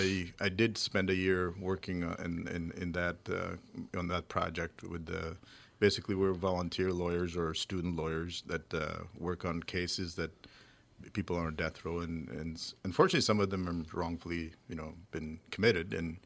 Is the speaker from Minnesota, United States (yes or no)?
yes; St. Paul, Minnesota, United States; also born or lived in Bloomington, Minnesota; I grew up in St. Paul.